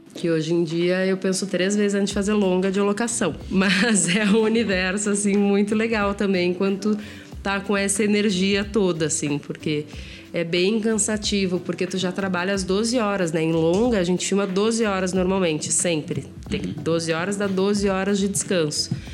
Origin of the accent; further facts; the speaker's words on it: Porto Alegre, Rio Grande do Sul, Brazil; moved away as an adult; now in São Paulo, Brazil; eu sou de Porto Alegre